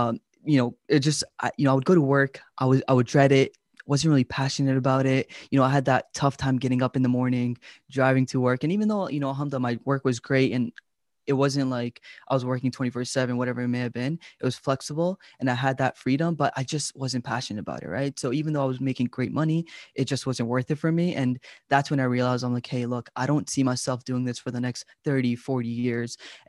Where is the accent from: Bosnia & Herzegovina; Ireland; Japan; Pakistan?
Pakistan; I'm like, oh, it's Pakistan. You know, that's my home country.